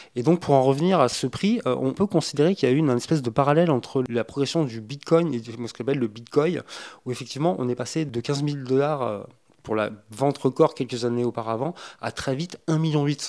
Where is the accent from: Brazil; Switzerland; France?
France; nos contrées en France